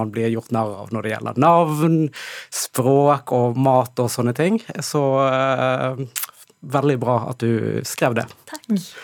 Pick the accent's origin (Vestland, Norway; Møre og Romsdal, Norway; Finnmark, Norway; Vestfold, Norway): Vestland, Norway; Bergen; jeg er oppvokst i, eh, i Bergen